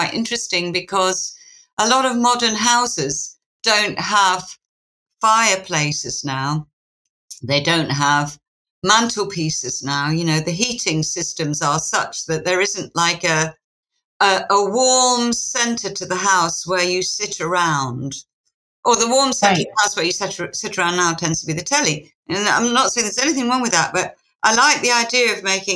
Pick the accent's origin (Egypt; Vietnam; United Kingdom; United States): United Kingdom; Yorkshire and the Humber; I come from Yorkshire